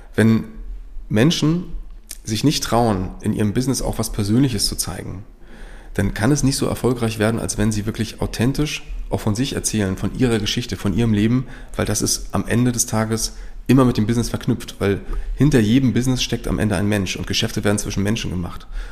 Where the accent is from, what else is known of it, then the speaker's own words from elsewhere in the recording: Rostock, Mecklenburg-Vorpommern, Germany; ich bin im Grunde in Rostock aufgewachsen, gebürtiger Rostocker